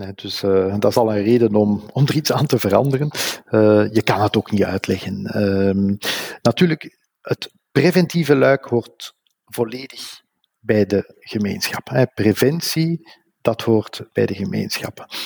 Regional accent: Flanders, Belgium

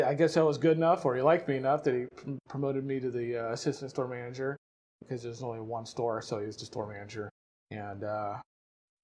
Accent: Smith Center, Kansas, United States; moved away as an adult; also born or lived in Chicago / Iowa; now in York, United States; I grew up in Smith Center, Kansas, which is south of Red Cloud

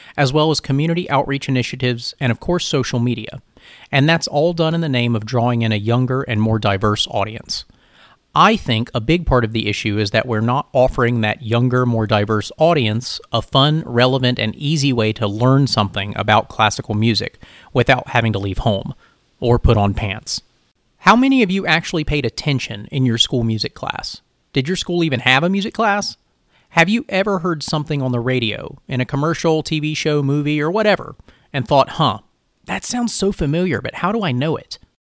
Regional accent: rural North Carolina, United States; I'm a Filipino American from rural North Carolina

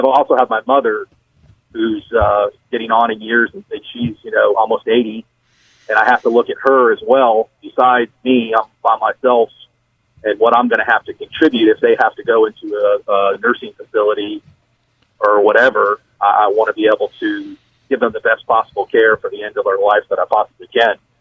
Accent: Florida, United States; I'm actually from Florida

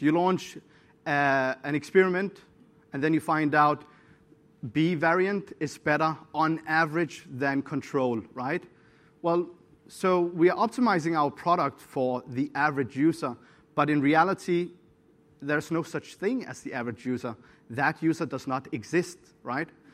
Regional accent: Syria; I'm from Syria

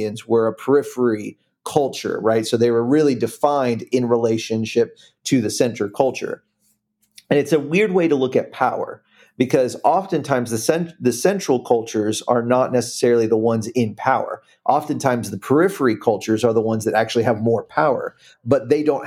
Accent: United States

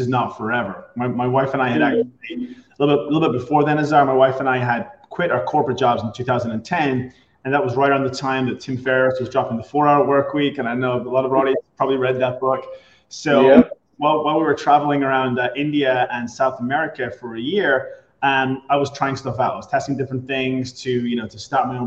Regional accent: Ireland; moved away as an adult; also born or lived in Boston; now in Tampa, United States; I'm originally from Ireland, grew up there, came to the US almost 20 years ago

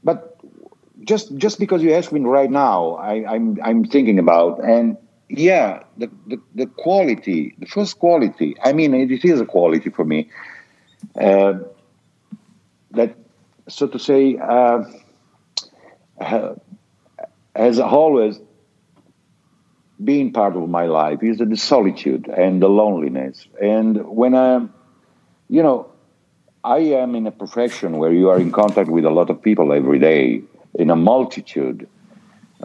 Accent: northern Italy, Italy; also born or lived in Apulia, Italy; My father moved to the north of Italy to get job

